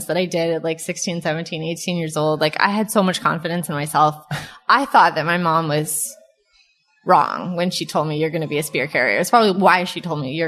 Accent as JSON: {"language": "English", "region": "Southern California", "country": "United States", "tie": "born or raised there", "moved": "as an adult", "said": "growing up in Southern California, it's basically nice all the time."}